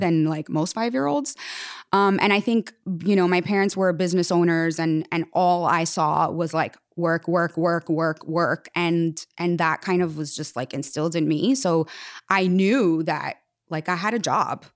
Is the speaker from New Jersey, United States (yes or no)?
yes; Jersey City, New Jersey, United States; I was born in Jersey City, New Jersey, and I started dancing when I was four years old